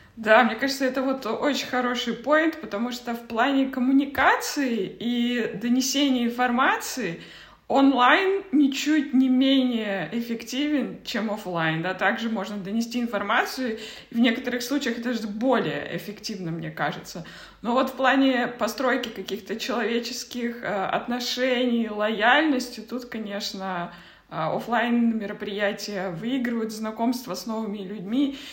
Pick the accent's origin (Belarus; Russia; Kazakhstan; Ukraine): Kazakhstan; moved away; я просто родом из Казахстана